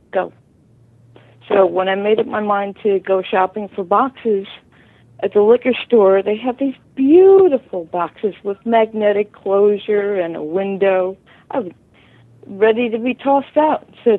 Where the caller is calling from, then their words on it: New Jersey, United States; New Jersey.